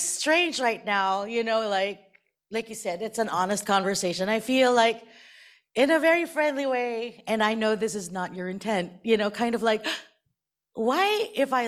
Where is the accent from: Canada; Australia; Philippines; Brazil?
Philippines; I'm Filipino, and like most Filipinos, we're very Catholic growing up